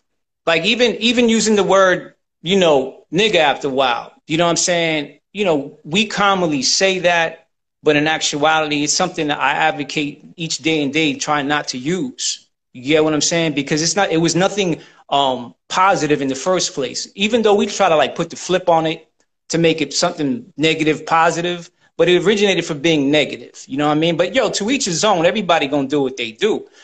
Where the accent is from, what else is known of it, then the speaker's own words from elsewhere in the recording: United States; See, my nationality is I'm American, you know, but I descend from Puerto Rico.